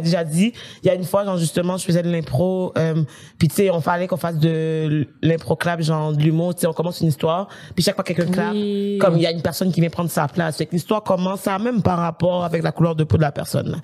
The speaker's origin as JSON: {"language": "French", "country": "Haiti", "moved": "yes", "said": "chez moi, en Haïti"}